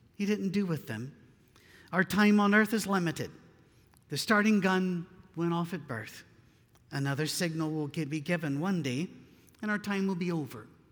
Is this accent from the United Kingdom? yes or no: yes; Scotland, United Kingdom; I'm Scottish.